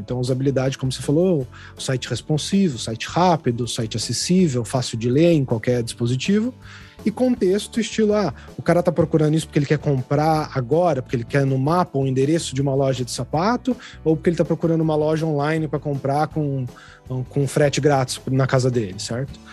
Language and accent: Portuguese; São José dos Campos, São Paulo, Brazil; moved away as an adult; eu saí de São José dos Campos, que é a minha cidade natal, e fui para São Paulo mesmo, capital